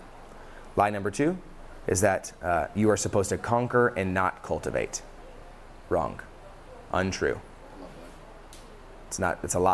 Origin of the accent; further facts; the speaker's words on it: Dallas, Texas, United States; also born or lived in Kansas; I was born in Kansas and I lived there for about a week. Moved back to Dallas.